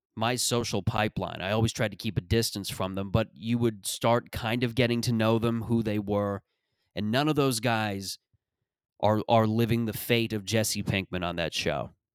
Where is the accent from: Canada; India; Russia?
Canada; Mississauga, Ontario; that is Mississauga in a nutshell. That's how I would describe my upbringing in my, my hometown.